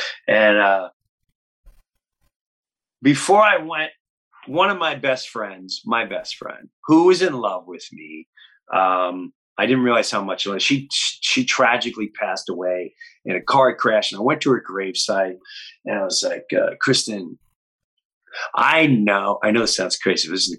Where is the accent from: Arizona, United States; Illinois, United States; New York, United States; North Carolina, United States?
New York, United States; Long Island; also born or lived in Florida; So I grew up in Long Island, and then my parents did the law. They retire. They moved to Florida.